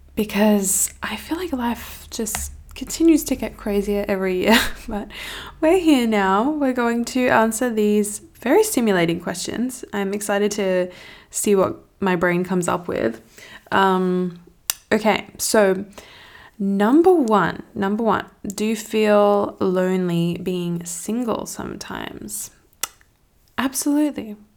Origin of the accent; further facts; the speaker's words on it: Australia; I'm from Australia and the city where I'm at, there's just nothing going on.